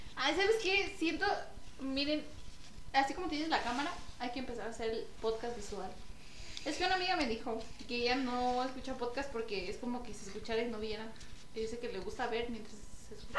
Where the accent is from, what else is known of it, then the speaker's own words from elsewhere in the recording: Paracho, Michoacán, Mexico; pues de Paracho